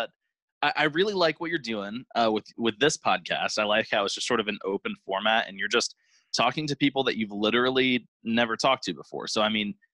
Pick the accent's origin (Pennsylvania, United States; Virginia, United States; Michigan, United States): Virginia, United States; Virginia Beach; also born or lived in Norfolk, Virginia; now in Indiana, United States; I live in Indiana now, but I grew up on the East Coast in like Virginia Beach and Norfolk